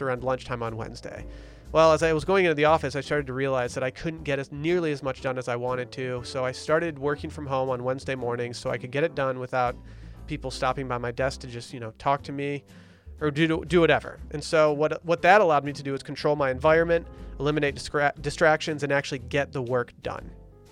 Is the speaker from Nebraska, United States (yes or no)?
no; Harbor Springs, Michigan, United States; my hometown, Harbor Springs, Michigan